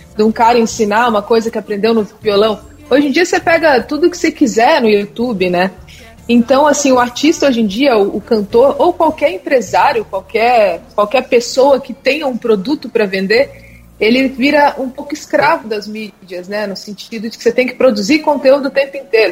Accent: Brasília, Federal District, Brazil; now in São Paulo, Brazil; eu moro em São Paulo, mas sou de Brasília

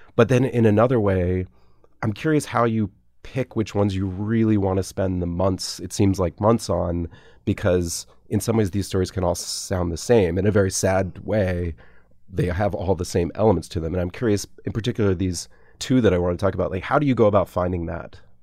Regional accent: Atlanta, Georgia, United States; moved away; also born or lived in Nashville; I grew up in Atlanta

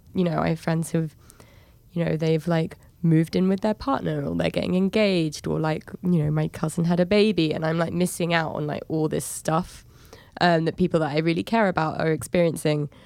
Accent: England, United Kingdom; moved away as an adult; now in New York, United States; in New York, I'm seen as an English person that lives here

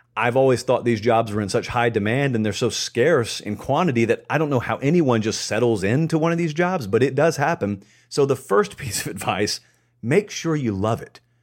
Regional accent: the South, United States; I grew up in the South. I grew up around major S E C programs

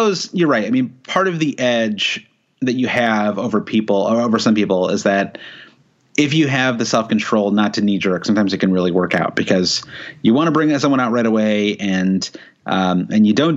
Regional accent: United States; as an American

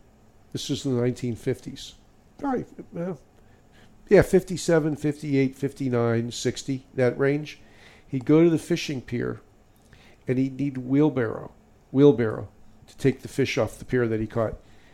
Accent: Ohio, United States; now in North Miami Beach, United States; We're from Ohio originally. I moved here in 1957. And when we moved here, we rented an apartment that was between A1A and the Intercoastal Waterway on about 190th Street.

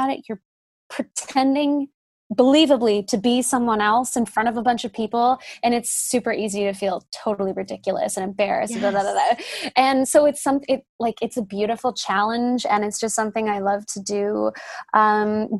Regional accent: Whistler, British Columbia, Canada; moved away; the people that I know from growing up in Whistler

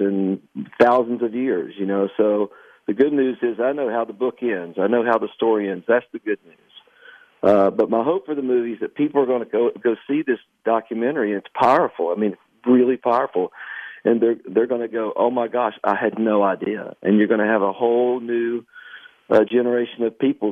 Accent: Canova, West Virginia, United States; my hometown of Canova, West Virginia

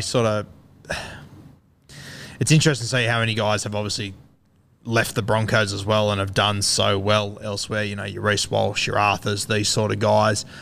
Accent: Queensland, Australia; as a Queenslander

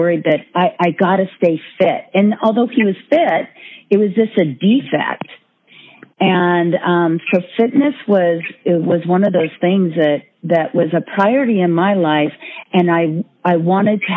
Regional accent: Northern California, United States; born or raised there

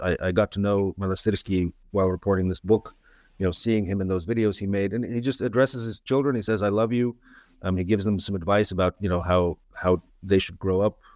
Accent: San Francisco, California, United States; also born or lived in Moscow, Russia; I grew up in San Francisco

